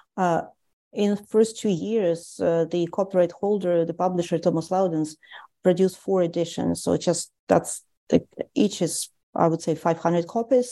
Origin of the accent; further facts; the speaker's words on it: Tallinn, Harju County, Estonia; moved away as an adult; also born or lived in St. Petersburg, Russia; now in Canada; I grew up in Tallinn in Estonia